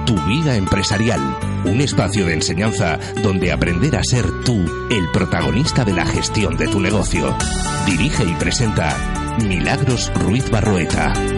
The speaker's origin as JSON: {"language": "Spanish", "town": "Caracas", "region": "Capital District", "country": "Venezuela", "said": "soy de Caracas, de Venezuela"}